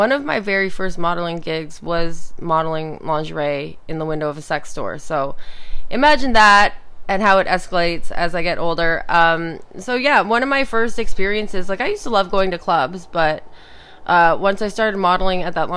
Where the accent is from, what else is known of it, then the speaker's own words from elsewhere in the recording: Toronto, Ontario, Canada; growing up in Toronto